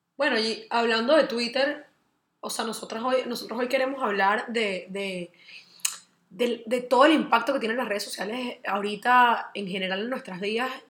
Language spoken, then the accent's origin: Spanish; Venezuela; nosotros que somos venezolanos, venimos de una comunidad súper machista